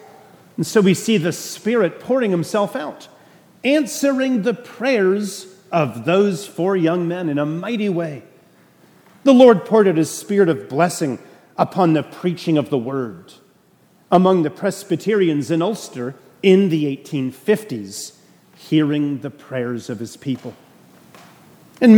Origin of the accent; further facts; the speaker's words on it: Canada; now in Suffolk, United States; I'm a Canadian.